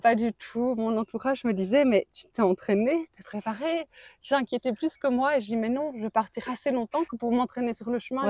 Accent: Belgium; de Belgique. De Belgique

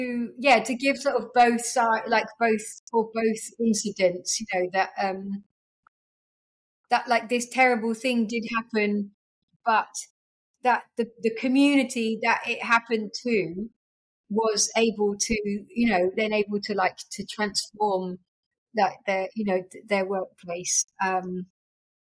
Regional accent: United Kingdom; as like a British woman

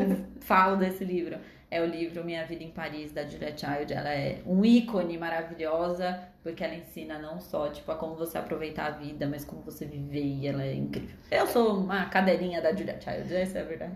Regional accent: Brazil; a gente é daqui do Brasil

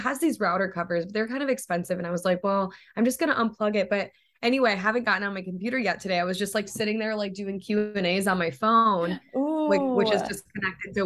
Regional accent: Toledo, Ohio, United States; moved away as an adult; now in California, United States; my hometown, like I'm from Ohio

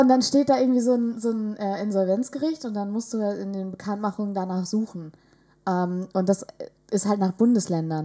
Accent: village near Vechta, Lower Saxony, Germany; der nächstgrößeren Stadt äh, von meinem Heimatdorf

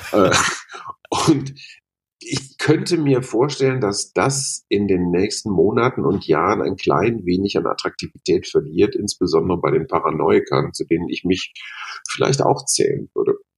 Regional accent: Münster, North Rhine-Westphalia, Germany; moved away as an adult; also born or lived in Munich; now in Berlin, Germany; als Münsteraner, als gebürtiger Westfale

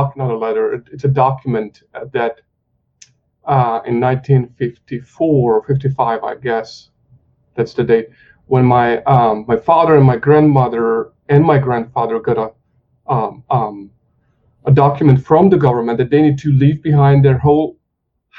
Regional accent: Hungary; moved away; I grew up in Hungary

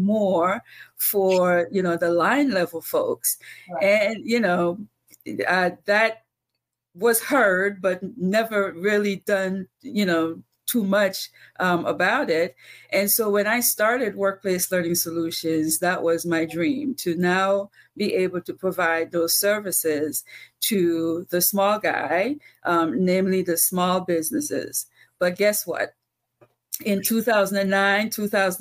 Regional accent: Antigua & Barbuda; moved away; I'm from Antigua. And when I was growing up, I used to introduce myself as the girl from Antigua

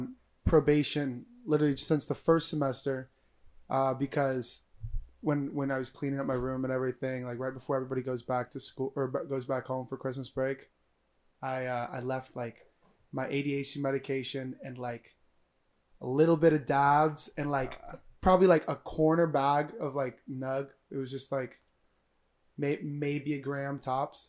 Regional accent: Florida, United States; moved away; I wanted to come back to Florida because I like being like with my family

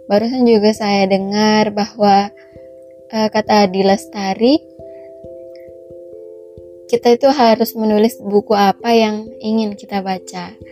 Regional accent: Mandailing Natal, North Sumatra, Indonesia; born there; terutamanya di Sumatera Utara khususnya di Mandailing Natal tempat kelahiran saya.

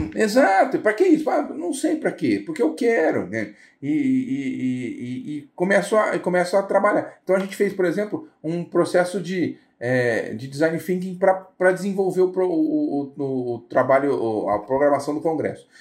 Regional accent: Brazil

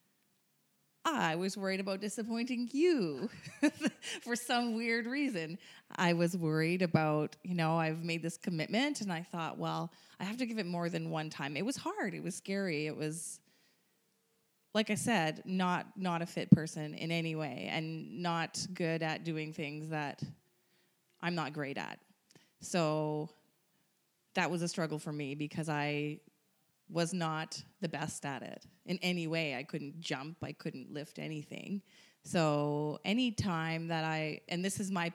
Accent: Ottawa, Ontario, Canada; I'm from Ottawa

